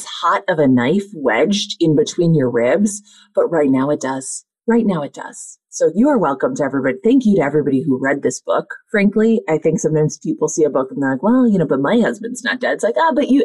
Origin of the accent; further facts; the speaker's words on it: Minnesota, United States; I'm from Minnesota